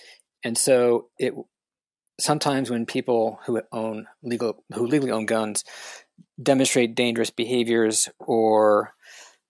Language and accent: English; Chicago, Illinois, United States; moved away; I'm from Chicago